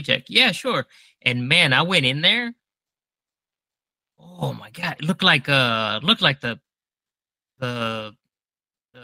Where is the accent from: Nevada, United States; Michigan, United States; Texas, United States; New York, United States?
Texas, United States; moved away; growing up in Texas, that was the big thing back when I lived there still